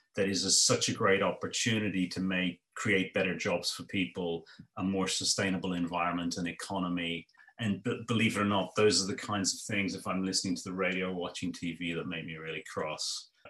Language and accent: English; Ireland; grew up in ireland and i was a, my mother was a migrant